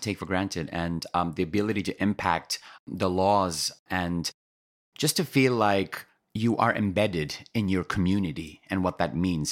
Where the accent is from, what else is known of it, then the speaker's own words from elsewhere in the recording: Kenya; moved away as an adult; now in United States; I'm Kenyan born and raised